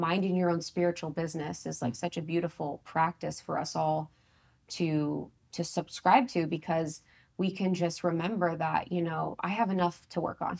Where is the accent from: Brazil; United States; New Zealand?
United States; Ohio; I'm from Ohio